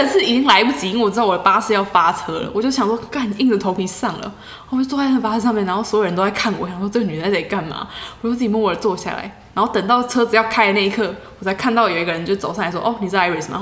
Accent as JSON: {"language": "Chinese", "country": "Taiwan", "said": "我从台湾来的"}